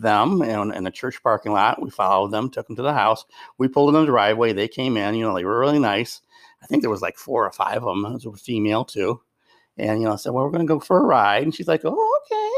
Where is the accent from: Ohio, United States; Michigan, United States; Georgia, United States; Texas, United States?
Michigan, United States; Westland; I grew up on Westland